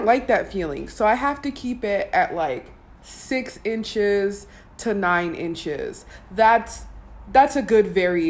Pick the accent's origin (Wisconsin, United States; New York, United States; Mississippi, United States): Wisconsin, United States; I'm from Wisconsin